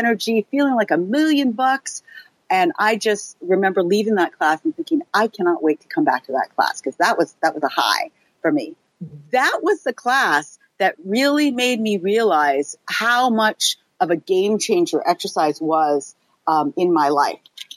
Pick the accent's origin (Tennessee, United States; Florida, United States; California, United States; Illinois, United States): California, United States; moved away as an adult; now in New York, United States; I grew up in California, and I was pretty fit growing up, as a lot of kids are in California